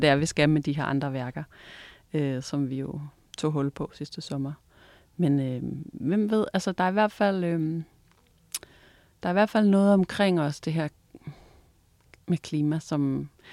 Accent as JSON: {"language": "Danish", "area": "Vendsyssel, North Jutland", "region": "North Denmark Region", "country": "Denmark", "tie": "born or raised there", "said": "jeg er vokset op deroppe i Vendsyssel, helt op i øh, Nordjylland, ude ved vestkysten"}